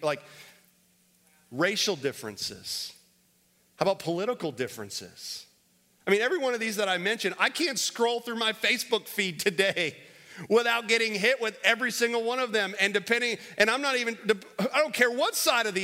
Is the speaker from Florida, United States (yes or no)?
yes; Florida, United States; now in Winston-Salem, United States; I grew up in Florida